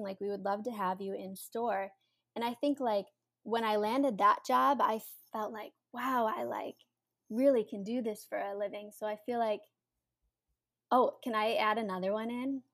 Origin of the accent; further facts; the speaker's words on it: Cleveland, Ohio, United States; moved away as an adult; now in New York City, United States; I'm originally from Cleveland, Ohio